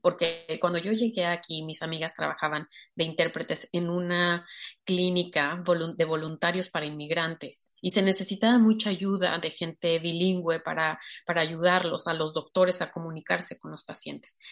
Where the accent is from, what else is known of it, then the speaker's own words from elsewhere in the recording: Mexico; soy mexicana